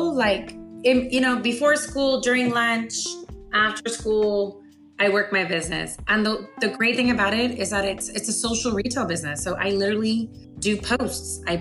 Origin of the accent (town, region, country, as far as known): South Texas, United States; born or raised there; also born or lived in Anchorage, Alaska